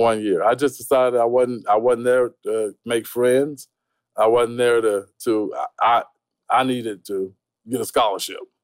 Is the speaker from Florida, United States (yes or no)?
yes; Tampa, Florida, United States; Tampa, Florida, broke as hell. you know, I, I, grew up in a real poverty type situation.